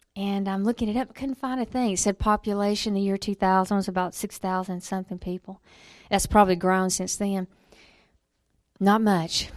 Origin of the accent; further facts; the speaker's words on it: Alabama, United States; I was born in Alabama